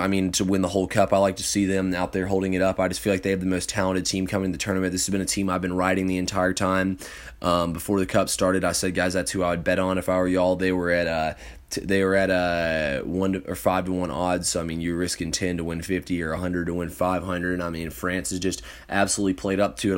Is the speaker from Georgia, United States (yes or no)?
yes; Johns Creek, Georgia, United States; now in Kennesaw, United States; I'm in, uh, Kennesaw, Georgia, but I'm from Johns Creek